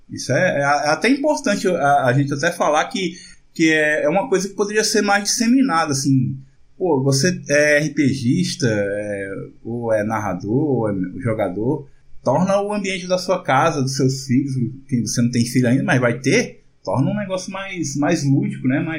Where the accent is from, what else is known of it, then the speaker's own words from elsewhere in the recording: Northeast Region, Brazil; pra gente que é nordestino